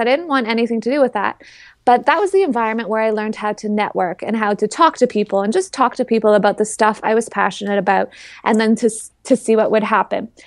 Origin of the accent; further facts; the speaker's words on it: Toronto, Ontario, Canada; I'm from the Toronto area in Canada